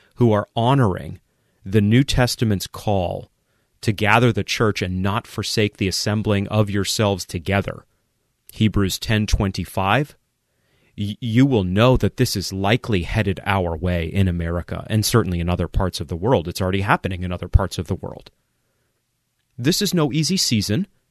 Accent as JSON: {"language": "English", "region": "Maine", "country": "United States", "tie": "born or raised there", "moved": "yes", "said": "I vacationed a few times in Quebec growing up in Maine"}